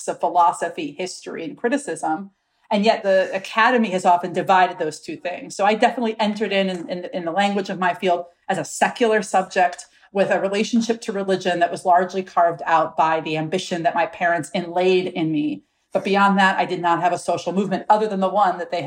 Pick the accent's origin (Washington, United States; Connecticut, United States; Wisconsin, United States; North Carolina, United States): Wisconsin, United States; Milwaukee; I was raised in Milwaukee, Wisconsin